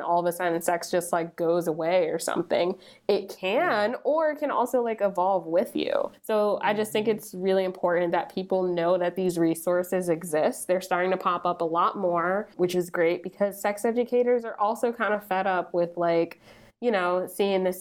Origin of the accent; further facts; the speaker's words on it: New Jersey, United States; I grew up in New Jersey